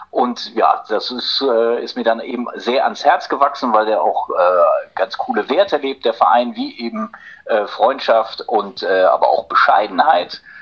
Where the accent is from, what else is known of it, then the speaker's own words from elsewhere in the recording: Korbach, Hesse, Germany; den damals äh, viel größeren Club in, in meiner Heimatstadt Korbach, den SV 09 Korbach